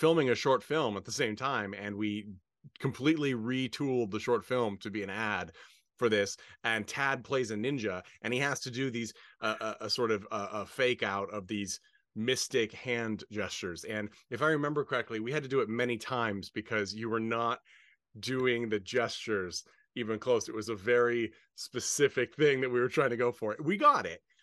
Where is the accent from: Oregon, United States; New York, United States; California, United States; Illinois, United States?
Oregon, United States; Portland; now in Palm Springs, United States; I was born in Portland, Oregon, have lots of family in Roseburg